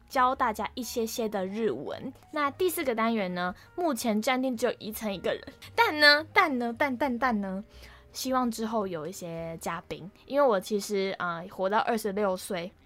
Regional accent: Kaohsiung, Taiwan; moved away as an adult; also born or lived in Banqiao; 我是读板桥的台艺大嘛，那因为我是高雄人的关系

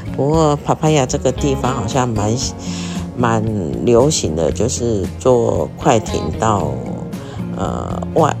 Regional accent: Taiwan; 就像我们台湾啊，我们中国的也是很禁忌什么三十九、二十九啊

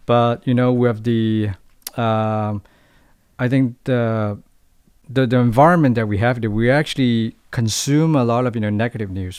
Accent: Hong Kong; moved away as an adult; now in Taiwan; I'm from Hong Kong.

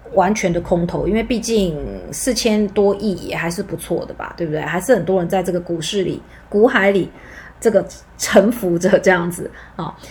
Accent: Taiwan; 我们台湾人

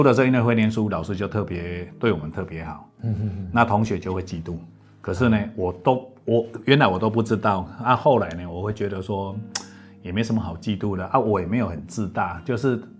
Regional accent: Lucao, Chiayi County, Taiwan; 我是嘉义鹿草人。家己落草，落下咧食草。

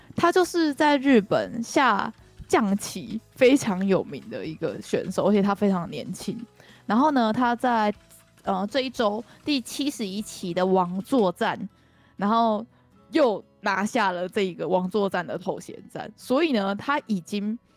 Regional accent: Kaohsiung, Taiwan; now in Japan; 我跟 Hika 都是高雄人嘛

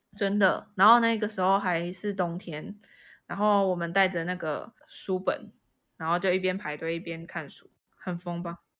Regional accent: Kaohsiung, Taiwan; 我是在高雄长大嘛

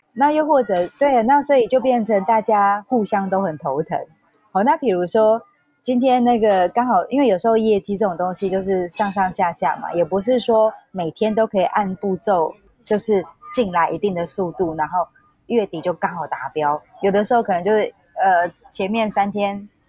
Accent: Taiwan; also born or lived in Hong Kong; 零， 零九年的时候，我回到台湾

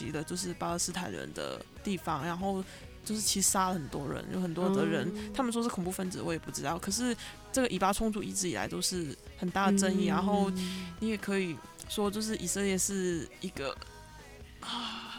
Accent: Macau; moved away as an adult; also born or lived in Netherlands; now in Taiwan; 我是在澳门出生长大的，然后入大学的时候入籍台湾，所以你可以当我是一个台湾人。嗯，然后在呃大学的时候在台湾。

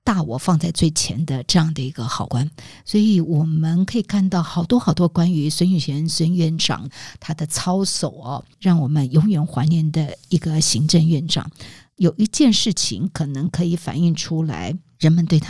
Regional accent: Keelung, Taiwan; 因为我本身是台电子弟，我从小就是在台电的宿舍长大的。我父亲所服务的这个台电深澳发电厂

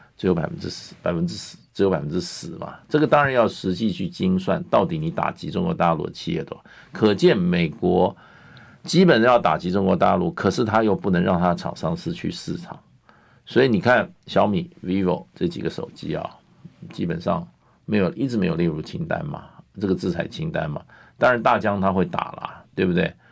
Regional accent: Taiwan; 我虽然从小在台湾长大

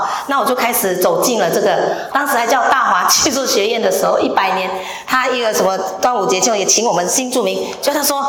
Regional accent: Hsinchu, Hsinchu City, Taiwan; 因为我是我我来自新竹了哈。

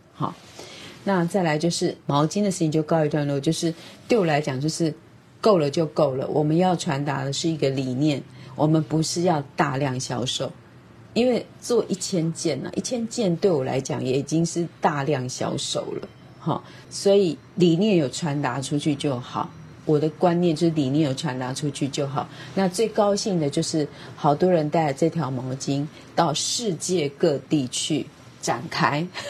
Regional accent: Taiwan; 我是台湾人

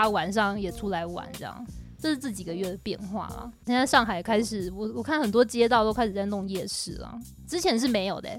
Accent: Tainan, Taiwan; 我是台南人呢

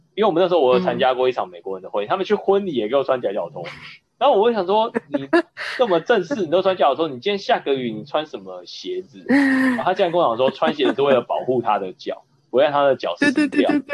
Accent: Taiwan; 我们。台湾人那时候在那边

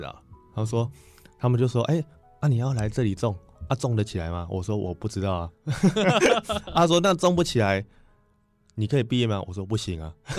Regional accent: Changhua County, Taiwan; 我想要直接到我的家乡做。

